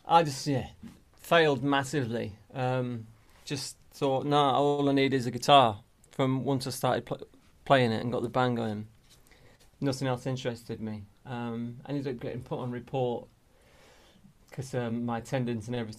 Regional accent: Melton Mowbray, East Midlands, United Kingdom; moved away as an adult; also born or lived in Leeds / London; we moved from Leeds down to Melton Mowbray in Leicestershire when I was like nine, and then I sort of grew up mainly there till I went off to uni and then down to London.

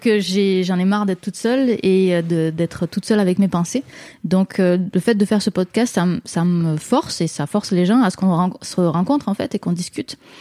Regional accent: France; moved away as an adult; now in Quebec, Canada; je suis française, mais je, suis allée euh, habiter au Québec en 2009

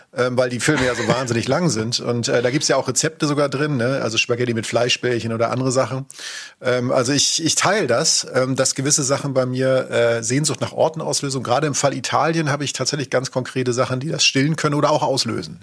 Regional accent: Schleswig-Holstein, Germany; Bei uns war es tatsächlich dann durch die Nähe in Schleswig-Holstein eher Skandinavien

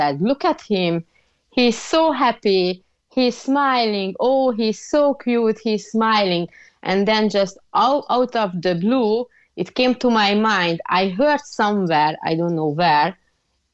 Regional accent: Hungary; now in Ireland; I'm originally from Hungary.

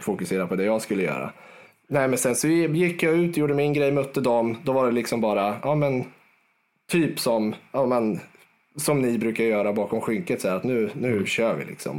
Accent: Garphyttan, Örebro County, Sweden; är född och uppväxt, eh, två mil utanför Örebro, i en liten håla som heter Garphyttan

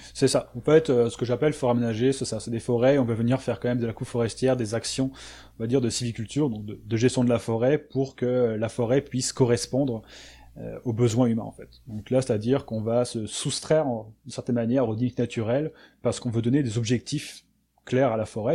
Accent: France; moved away as an adult; now in Quebec, Canada; je suis, je suis français

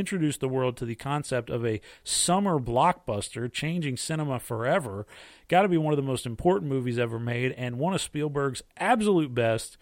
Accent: United States; being an American

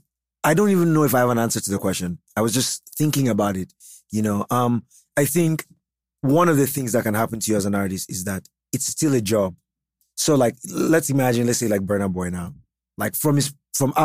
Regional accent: Jos, Plateau, Nigeria; I am from Jos

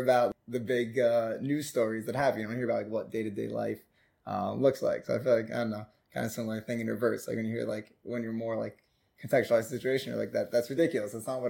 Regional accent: United States; now in Israel; he found out I was from America.

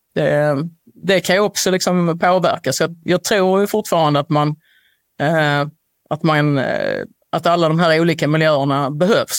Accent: Sweden

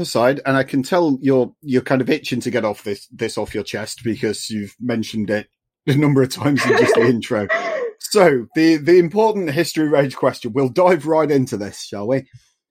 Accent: England, United Kingdom; I'm English

